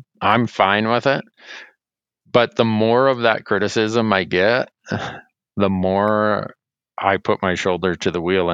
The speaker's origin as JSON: {"language": "English", "region": "Montana", "country": "United States", "tie": "born or raised there", "said": "In my home state of Montana"}